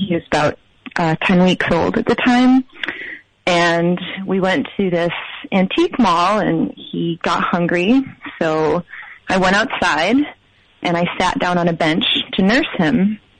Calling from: Ithaca, New York, United States; I'm calling from Ithaca.

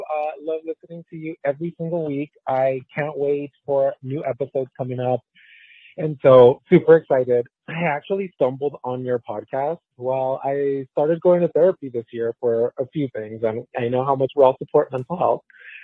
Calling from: Orange County, California, United States; I'm here calling from Orange County, California.

